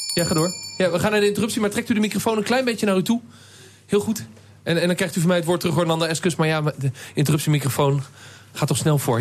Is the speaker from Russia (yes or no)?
no; Zoetermeer, South Holland, Netherlands; Ik ben een kind van Zoetermeer